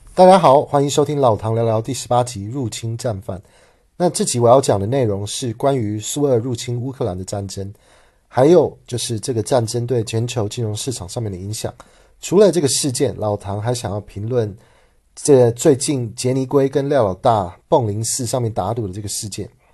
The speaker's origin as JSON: {"language": "Chinese", "region": "Taichung", "country": "Taiwan", "tie": "born or raised there", "said": "我的家乡台中"}